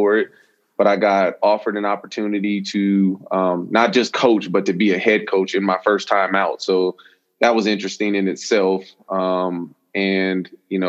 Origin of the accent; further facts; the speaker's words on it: Las Vegas, Nevada, United States; I grew up in Las Vegas, and you know, contrary to what people believe, we do live in houses and not in casinos and hotels